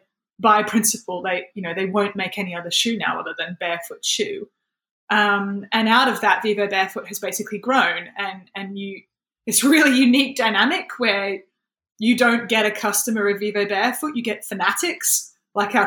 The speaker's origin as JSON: {"language": "English", "country": "Australia", "moved": "as an adult", "lives_now": "United Kingdom", "said": "I've been living in the UK for 7 years. I'm from Australia originally."}